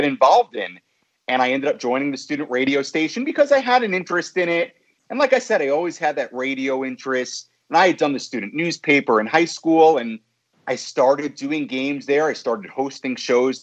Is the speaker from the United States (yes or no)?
yes; Five Towns, Long Island, New York, United States; moved away; also born or lived in Brooklyn, New York; I was born in Brooklyn, grew up in the Five Towns area on Long Island, went to Hewlett High School